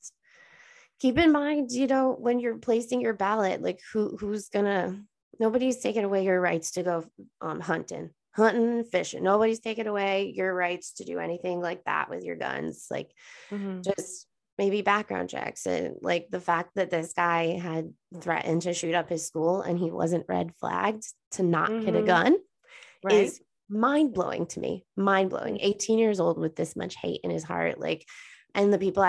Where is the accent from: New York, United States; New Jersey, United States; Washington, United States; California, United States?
New York, United States; Buffalo; we are from Buffalo, New York